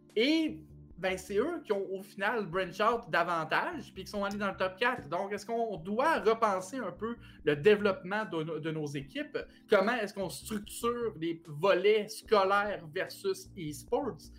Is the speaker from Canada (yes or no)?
yes; Quebec, Canada